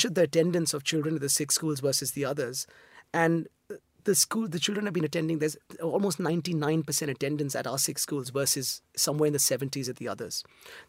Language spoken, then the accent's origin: English; Mumbai, Maharashtra, India; moved away; I'm Indian. I grew up in Mumbai